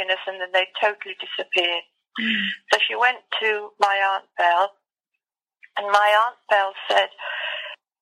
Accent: Lincoln, East Midlands, United Kingdom; also born or lived in Devon; now in Salzburg, Austria; I was born in Lincoln, the cathedral city of Lincoln in England. I lived with, my mother was 16 and found she was expecting and she wasn't married. And when I was born, I lived with my grandmother at Road, Lincoln

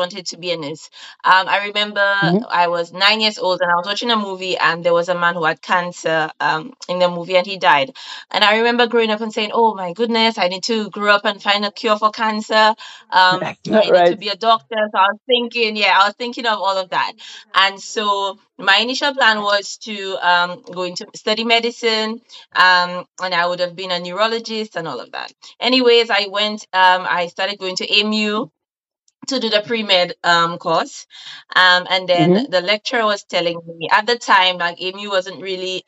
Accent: St. Lucia; moved away as an adult; now in United Kingdom; I'm from St. Lucia, but I currently live in the UK. It's 3 years now

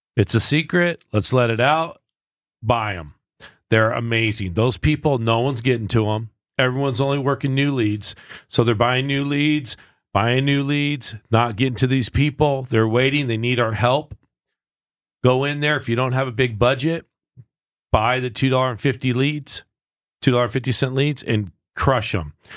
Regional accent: Southern California, United States; I'm a West Coast kid. Like, I grew up in Southern California

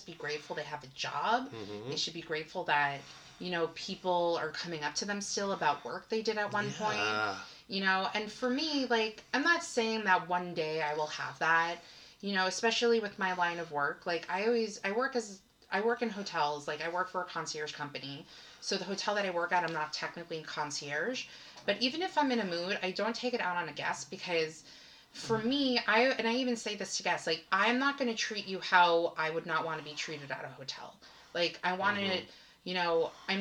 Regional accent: Long Island, New York, United States; I'm from Long Island.

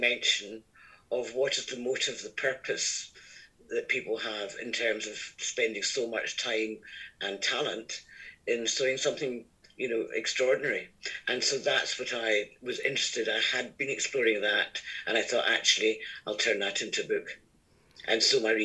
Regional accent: Scotland, United Kingdom; accent: Scottish; I'm Scottish, as you can probably gather from my accent

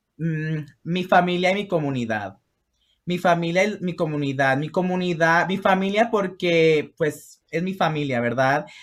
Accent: Los Angeles, California, United States; also born or lived in Mexico / Chicago; crecí en Los Ángeles

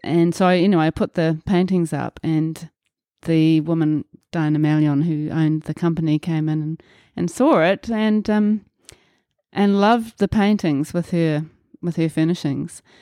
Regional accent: Auckland, New Zealand; also born or lived in Muriwai Beach, New Zealand; I was born in Auckland, New Zealand and grew up in Milford on the North Shore.

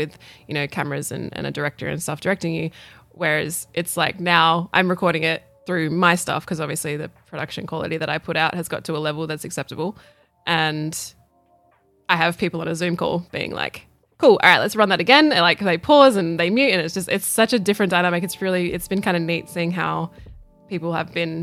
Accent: Australia; I'm still an Aussie girl

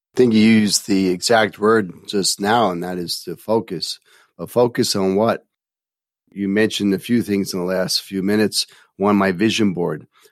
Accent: New York City, New York, United States; Growing up in New York City

